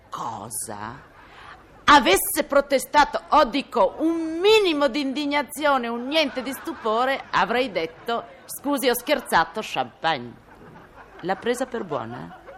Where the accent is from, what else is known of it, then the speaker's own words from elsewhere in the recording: Milan, Lombardy, Italy; io sono milanese per nascita e per getto